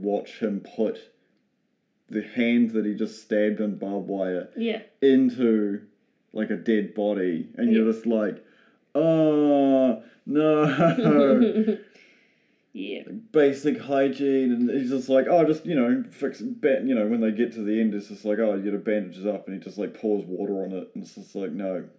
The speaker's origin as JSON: {"language": "English", "country": "New Zealand", "said": "being a New Zealander, we're so far away from Europe"}